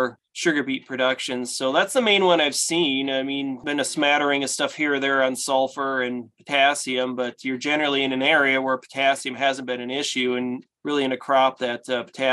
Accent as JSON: {"language": "English", "region": "Iowa", "country": "United States", "tie": "born or raised there", "said": "growing up in Iowa"}